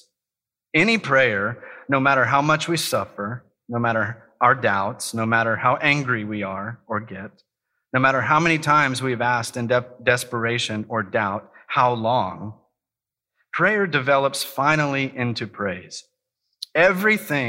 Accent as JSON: {"language": "English", "region": "Kansas", "country": "United States", "moved": "yes", "said": "I'm from Kansas"}